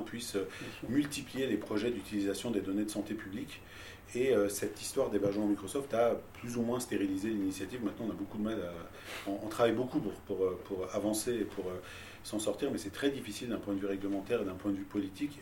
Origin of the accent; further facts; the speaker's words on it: Tehran, Tehran Province, Iran; now in France; j'ai grandi à Téhéran